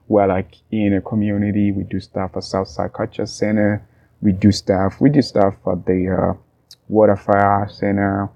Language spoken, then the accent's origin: English; Tanzania; moved away; also born or lived in Burundi; I was born and grew up in Tanzania, but I'm native to Burundi.